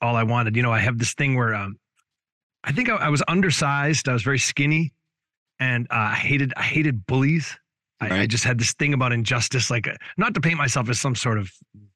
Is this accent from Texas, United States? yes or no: no; Massachusetts, United States; I'm what they call a masshole. Born and raised in Massachusetts, moved around a little bit, but mostly in kind of what they call the Metro West area, which is, I grew up about 40 minutes directly west of Boston